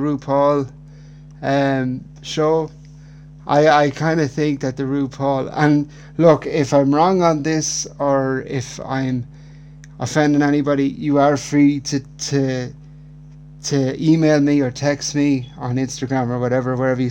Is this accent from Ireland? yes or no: yes; Ireland; growing up in Ireland in the 90s, I was born in 1992